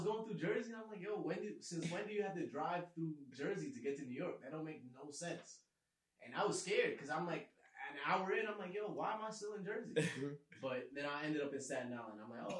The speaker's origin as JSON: {"language": "English", "country": "Jamaica", "said": "Yeah, I'm too Jamaican."}